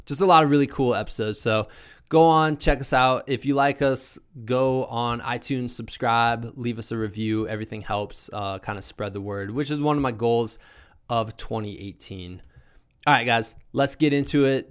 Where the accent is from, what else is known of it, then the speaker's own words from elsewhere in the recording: Iowa, United States; now in Colorado, United States; I'm from Iowa originally